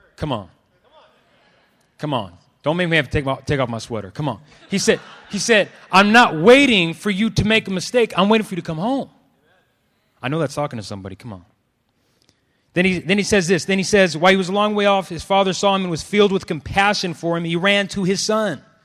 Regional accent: Clovis, California, United States; also born or lived in Los Angeles; I grew up in Clovis, um, and was the only one of, of my dark skin there.

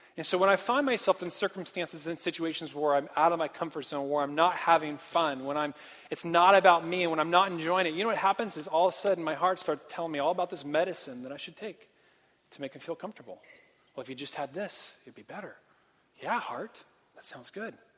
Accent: Portland, Oregon, United States; moved away as an adult; also born or lived in Santa Barbara, California; I'm from Portland. And I grew up on um, a farm

